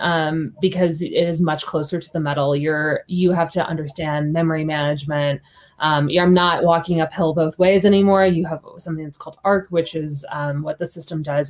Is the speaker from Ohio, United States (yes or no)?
no; Kansas City suburbs, United States; moved away; also born or lived in Hong Kong / Seoul / Paris / London; Kansas City was my hometown